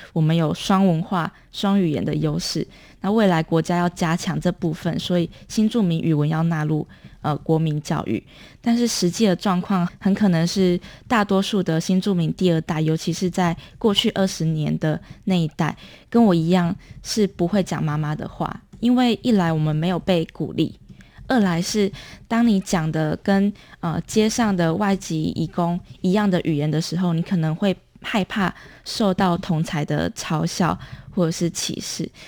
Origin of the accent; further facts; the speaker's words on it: Lukang, Changhua County, Taiwan; 我是彰化鹿港人，那我的妈妈是来自越南胡志明市